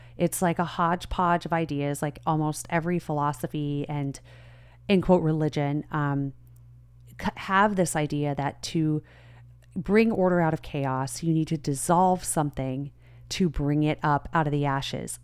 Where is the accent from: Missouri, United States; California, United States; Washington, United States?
California, United States; Southern; I grew up in Southern California.